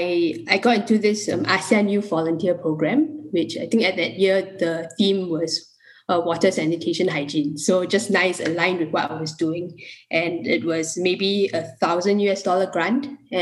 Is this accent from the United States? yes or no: no; Singapore; a Singaporean who wanted to do development and humanitarian work